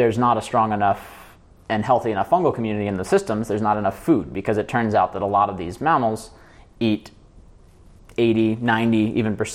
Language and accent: English; United States; I'm American